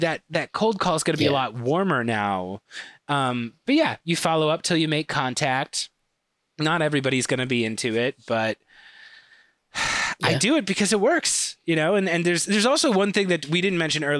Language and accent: English; Chicago, Illinois, United States; accent: thick Chicago; I've got a very thick Chicago accent